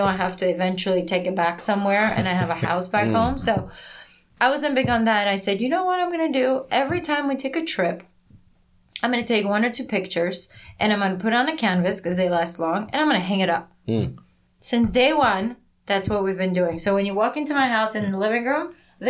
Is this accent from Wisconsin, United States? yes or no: no; New York City, New York, United States; moved away as an adult; also born or lived in Georgia; now in Ulsan, South Korea; I was born in Georgia. Mm. I grew up in Soviet times. And when I was 8, we moved to New York City